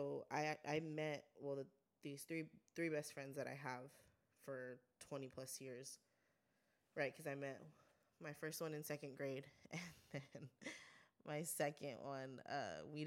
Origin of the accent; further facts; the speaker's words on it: Guadalupe, California, United States; also born or lived in Santa Maria, California; I grew up in Guad, which is a small town